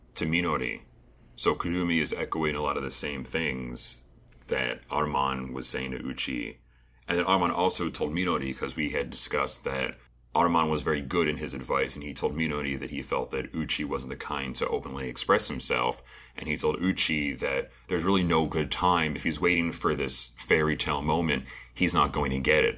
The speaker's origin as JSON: {"language": "English", "country": "United States", "said": "being an American"}